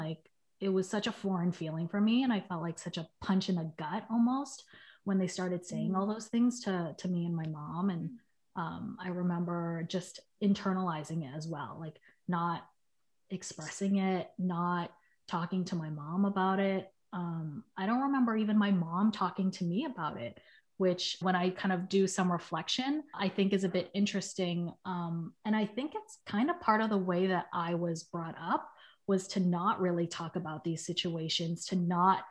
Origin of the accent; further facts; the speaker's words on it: Boston, Massachusetts, United States; moved away as an adult; now in San Francisco, United States; I grew up in the South End, which is like a little neighborhood in Boston